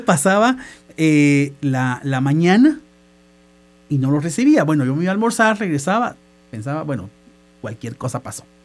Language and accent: Spanish; Guatemala; moved away as an adult; now in El Salvador; Yo soy guatemalteco